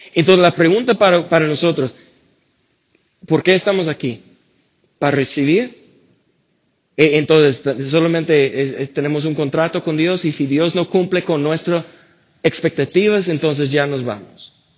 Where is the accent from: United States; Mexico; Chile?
United States; Spanish is a second language; moved away; soy gringo, no puedo pronunciarlo bien